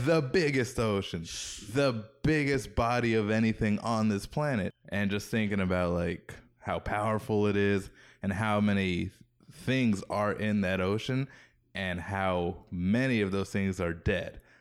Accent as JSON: {"language": "English", "region": "Hawaii", "country": "United States", "tie": "born or raised there", "moved": "yes", "said": "growing up in Hawaii"}